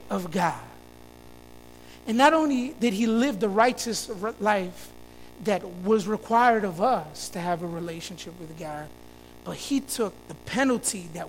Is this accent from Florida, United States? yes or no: yes; Florida, United States; now in Chicago, United States; Growing up in Florida, you go to elementary school until fifth grade